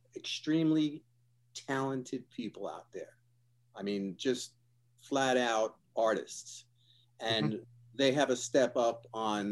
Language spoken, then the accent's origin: English; Yonkers, New York, United States; moved away as an adult; now in California, United States; I'm originally from Yonkers, New York